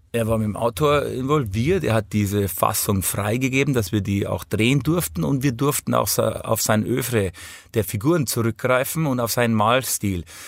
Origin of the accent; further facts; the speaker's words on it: Hausham, Bavaria, Germany; ich bin in Hausham aufgewachsen